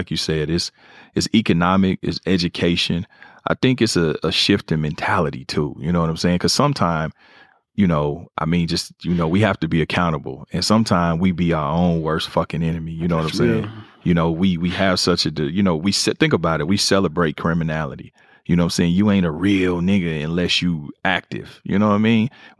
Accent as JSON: {"language": "English", "town": "Kansas City", "region": "Missouri", "country": "United States", "tie": "born or raised there", "said": "You know, I'm from Kansas City. I'm from a neighborhood called Four Block. It's a crib, two C's, crib neighborhood. I'm always going to be born and raised."}